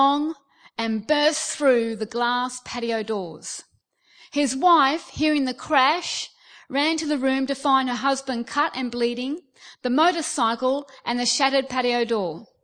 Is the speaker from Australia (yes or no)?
yes; Australia; moved away as an adult; now in United Kingdom; Now, I'm Australian, okay? I've been here almost 5 years.